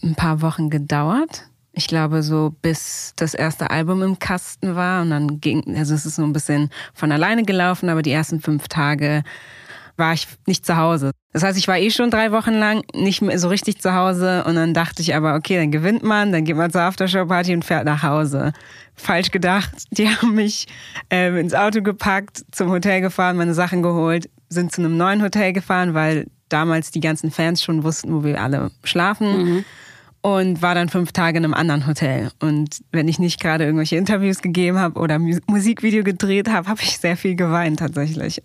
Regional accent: Berlin, Germany; moved away as an adult; also born or lived in United States; ich bin damals in der Weißen Siedlung aufgewachsen. Das ist ja eine Siedlung am Ende der Sonnenallee

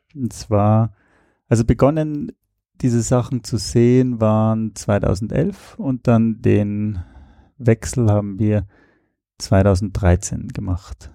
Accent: Austria; moved away as an adult; also born or lived in Switzerland; Ich komme ursprünglich aus Österreich, habe in der Schweiz studiert

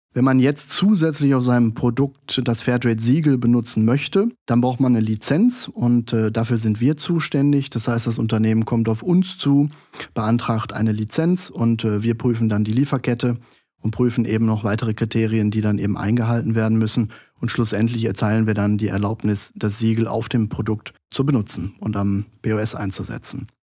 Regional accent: Duisburg, North Rhine-Westphalia, Germany; Ich komme gebürtig aus Duisburg, aus dem Ruhrgebiet

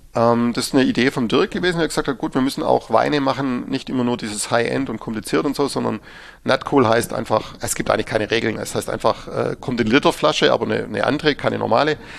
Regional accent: Baden-Württemberg, Germany; bei uns in Württemberg

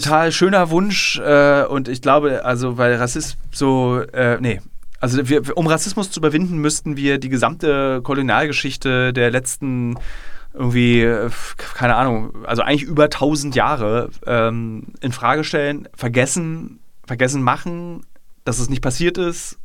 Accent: Berlin, Germany; meine Heimatstadt

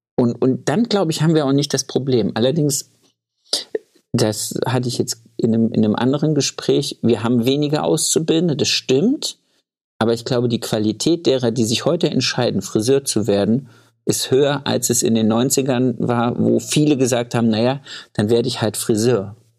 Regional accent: Thuringia, Germany; ich komme ja aus Thüringen.

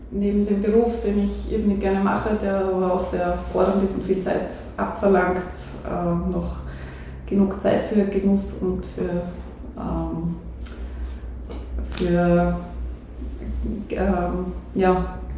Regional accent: Hartberg, Styria, Austria; Ähm, also ich bin schon in Hartberg aufgewachsen. Mein Vater hat die Praxis vor mir geführt.

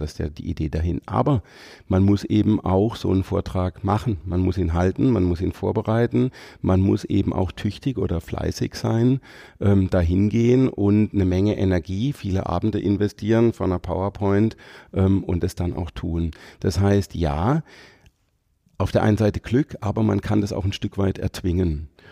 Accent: Freiburg, Baden-Württemberg, Germany; Ich komme aus Haslach-Weingarten hier aus Freiburg

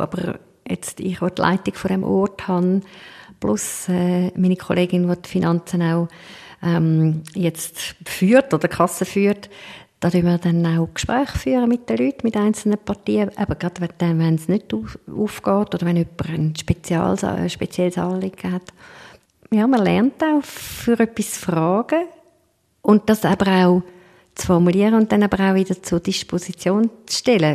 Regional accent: Switzerland; wir als Schweizer

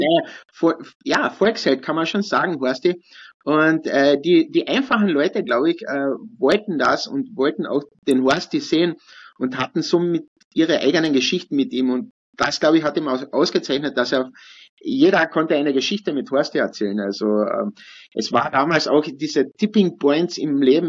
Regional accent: Kühnsdorf, Carinthia, Austria; ich bin ja in Künstdorf aufgewachsen

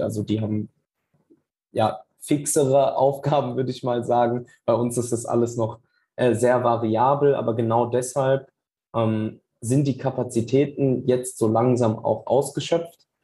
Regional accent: Wiesbaden, Hesse, Germany; Ich komme tatsächlich aus Wiesbaden.

